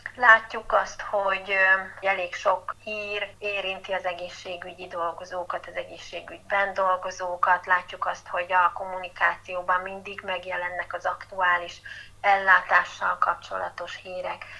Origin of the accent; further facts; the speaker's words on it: Miskolc, Borsod-Abaúj-Zemplén, Hungary; moved away as an adult; also born or lived in Budapest; Miskolci vagyok, és szeretem ezt a várost, szeretek itt élni